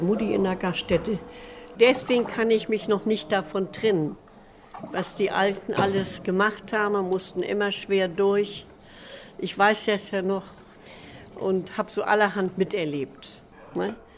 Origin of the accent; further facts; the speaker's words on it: Amt Neuhaus, Lower Saxony, Germany; Ich bin hier in Neuhaus geboren und bin gar nicht weg gewesen aus Neuhaus